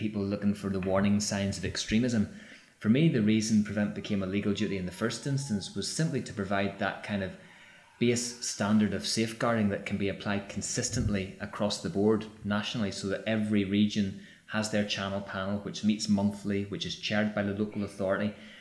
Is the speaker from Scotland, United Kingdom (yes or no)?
no; Northern Ireland, United Kingdom; born or raised there; moved away